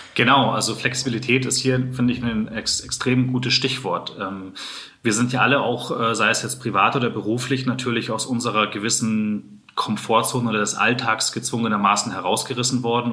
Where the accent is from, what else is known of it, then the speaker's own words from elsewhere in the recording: Munich, Bavaria, Germany; dass ich ja auch in München aufgewachsen bin, äh, geboren bin in München, schlägt natürlich jetzt dann schon auch mein Herz für die Heimatstadt.